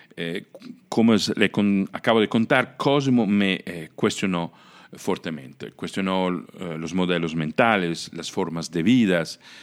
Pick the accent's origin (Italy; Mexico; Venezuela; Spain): Italy; Spanish is a second language; moved away; yo soy italiano, nací y crecí en Italia